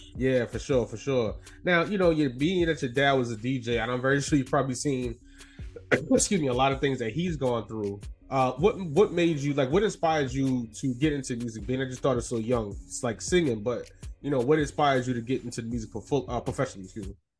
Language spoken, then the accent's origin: English; New York City, New York, United States; also born or lived in Soundview, the Bronx; was born in Soundview, but from Harlem, so back and forth